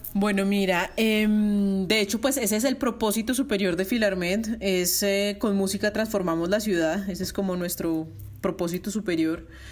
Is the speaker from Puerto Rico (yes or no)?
no; Bogotá, Colombia; moved away as an adult; also born or lived in Belgium / Barcelona, Spain; now in Medellín, Colombia; Yo soy más rola que la jaco